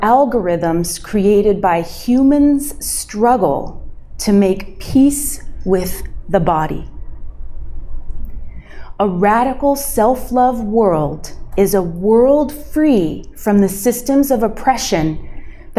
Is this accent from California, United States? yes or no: yes; Central California, United States; also born or lived in Anchorage, Alaska; She drove us from Anchorage, Alaska to California. Yeah, to Central California, which is where I grew up